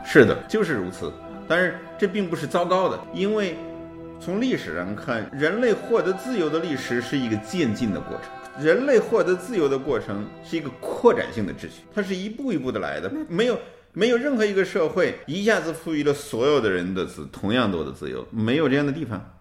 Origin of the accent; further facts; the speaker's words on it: China; 我们中国人